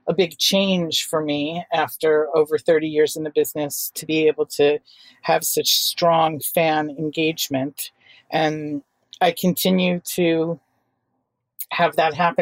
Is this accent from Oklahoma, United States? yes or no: no; New York City, New York, United States; I grew up in Manhattan and was lucky enough to attend good, really progressive and creative schools